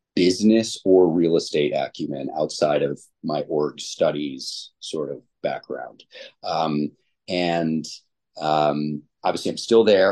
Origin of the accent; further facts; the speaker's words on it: Ann Arbor, Michigan, United States; I was born and raised in the Ann Arbor, Ypsilanti area